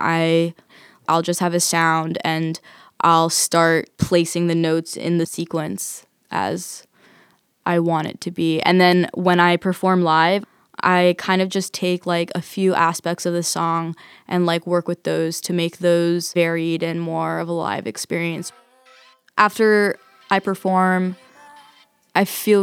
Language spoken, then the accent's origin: English; New York City, New York, United States; I grew up mainly in Queens, Forest Hills